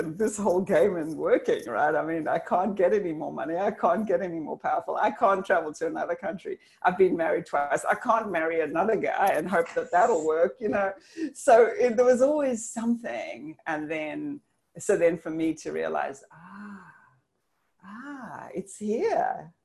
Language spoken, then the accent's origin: English; South Africa; moved away; I'm South African originally